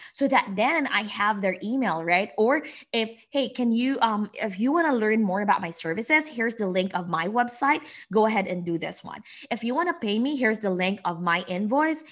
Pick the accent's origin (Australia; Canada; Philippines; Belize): Philippines; moved away as an adult; now in United States; I am from the Philippines. I came here to the U S five years ago